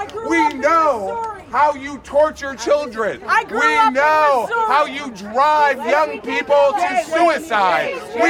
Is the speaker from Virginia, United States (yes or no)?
yes; Virginia, United States; now in New York City, United States; I grew up in this country. I grew up in Virginia, a stone's throw away from Pat Robertson.